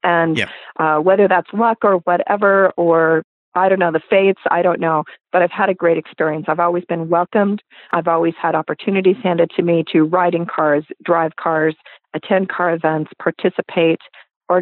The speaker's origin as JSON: {"language": "English", "town": "Los Angeles", "region": "California", "country": "United States", "tie": "born or raised there", "moved": "yes", "said": "I grew up in Los Angeles"}